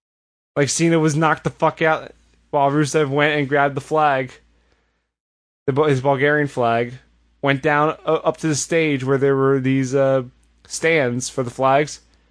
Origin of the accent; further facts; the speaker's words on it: United States; As an American